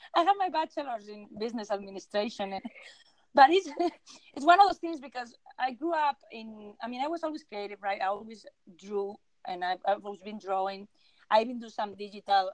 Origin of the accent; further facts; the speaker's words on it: Spain; English is a second language; moved away as an adult; also born or lived in Vienna, Austria; now in United States; I am I am a uh, from Spain, so I, I was born and raised in Spain.